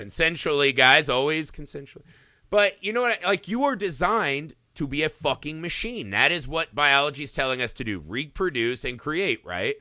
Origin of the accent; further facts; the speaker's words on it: Indiana, United States; growing up in Indiana